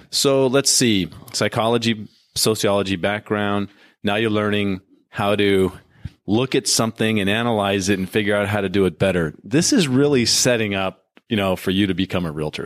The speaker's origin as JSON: {"language": "English", "region": "Southern California", "country": "United States", "tie": "born or raised there", "also_born_or_lived": "Phoenix", "moved": "yes", "lives_now": "Florida, United States", "said": "I grew up in Southern California"}